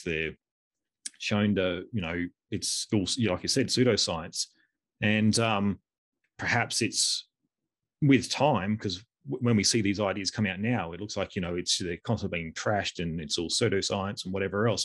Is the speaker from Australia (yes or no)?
yes; Australia; we're both Australian.